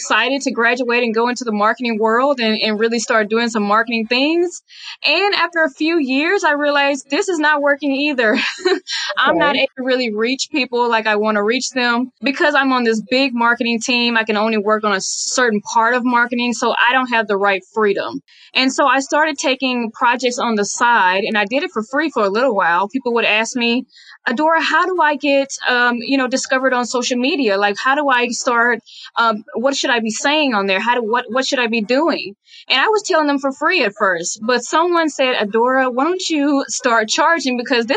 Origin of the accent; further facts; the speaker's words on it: Dallas, Texas, United States; I am born and raised in Dallas, Texas. So I'm a real Texas girl